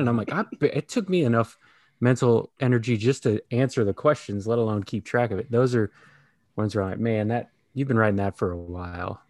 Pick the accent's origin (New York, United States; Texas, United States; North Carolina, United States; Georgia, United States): Texas, United States; moved away; also born or lived in Kansas City; Midwestern guy, a little further south than you guys, a Kansas City kid, but born and raised in Texas